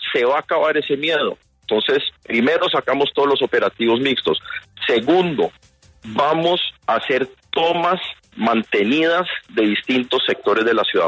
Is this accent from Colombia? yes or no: yes; Cali, Valle del Cauca, Colombia; Aquí todos somos caleños